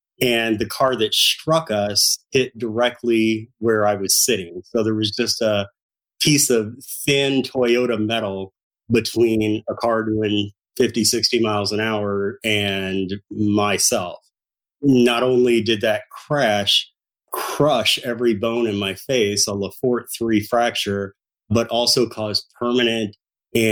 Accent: High Hill, Missouri, United States; also born or lived in Ferguson, Missouri / St. Louis, Missouri; I actually grew up in Ferguson, Missouri for the first 10 years of life. And then my parents moved to the rural farmland of Missouri, where I really consider my hometown to be High Hill, Missouri

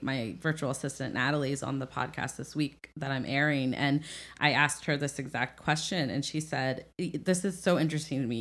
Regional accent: Midwest, United States; I'm from the Midwest

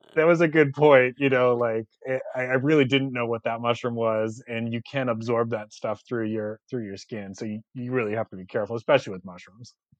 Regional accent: Boston, Massachusetts, United States; now in South Carolina, United States; I'm actually from Boston originally. I, I live in South Carolina now

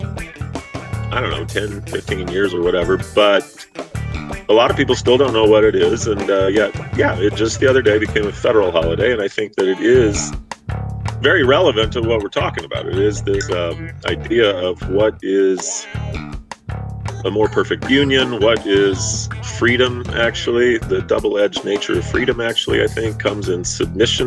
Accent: Missouri, United States; moved away as an adult; now in Los Angeles, United States; I'm from the Midwest. I'm from a border state, Missouri.

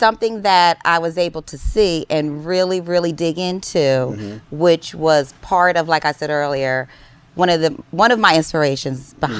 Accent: New Jersey, United States; So just a little backstory: we are from New Jersey

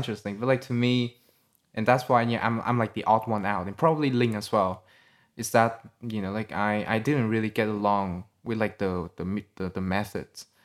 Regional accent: Vietnam; English is a second language; moved away as an adult; also born or lived in Sydney, Australia

